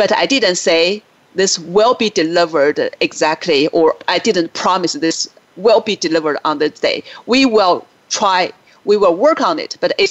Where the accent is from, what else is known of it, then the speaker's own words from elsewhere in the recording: China; moved away as an adult; now in United States; I grew up in China, but I lived in the U.S. for 20 years now.